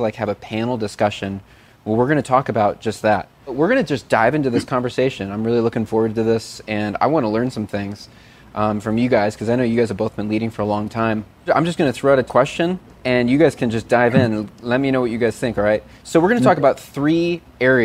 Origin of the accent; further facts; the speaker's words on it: Chicago, Illinois, United States; Chicago, my hometown